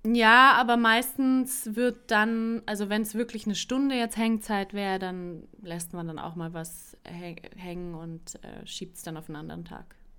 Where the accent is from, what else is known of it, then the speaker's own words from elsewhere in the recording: Berlin, Germany; moved away; also born or lived in South Tyrol; zurückgezogen nach Berlin in meine Heimatstadt